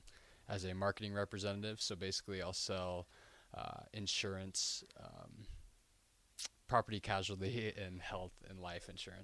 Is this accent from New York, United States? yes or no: no; Parker, Colorado, United States; I'm from Parker, Colorado.